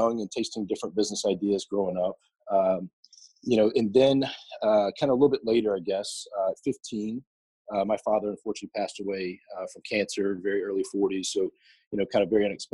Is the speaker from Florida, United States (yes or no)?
no; Louisiana, United States; also born or lived in the South; I grew up mostly in the South, mostly Louisiana specifically